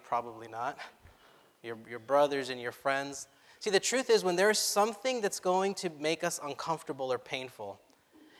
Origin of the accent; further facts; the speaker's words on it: Orange County, California, United States; I was brought up in the Orange County churches, from the Anaheim Spanish Church to the Sunkist Church